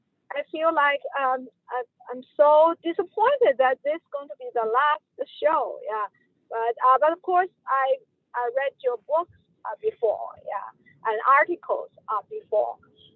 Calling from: Virginia, United States; Yeah, I'm calling from Northern Virginia Community College.

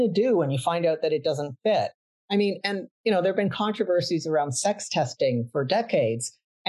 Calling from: Vancouver, British Columbia, Canada; I am joining you from Vancouver, Canada, the unceded territory of the Musqueam, Tsleil-Waututh, and Kwikutlam nations.

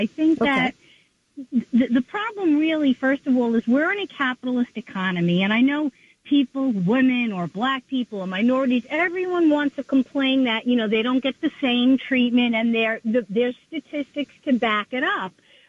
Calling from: Long Island, New York, United States

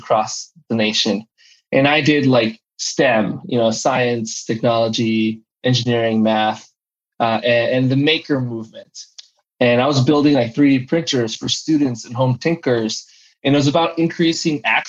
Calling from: San Diego, California, United States; I am calling from San Diego, California

